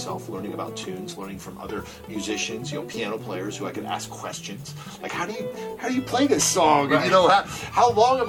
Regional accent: Columbus, Ohio, United States; I'm from Columbus, and people knew about me from growing up

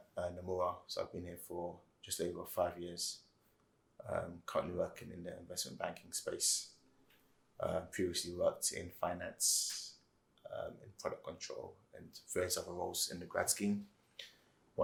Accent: London, United Kingdom; I grew up in Wembley, Northwest London

